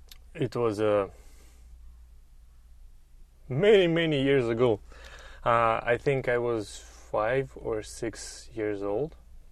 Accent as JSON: {"language": "English", "country": "Russia", "second_language": "English", "moved": "as an adult", "lives_now": "United States", "said": "I'm 36 years old. I come from Russia, but for the last 5 years, I live here in the United States."}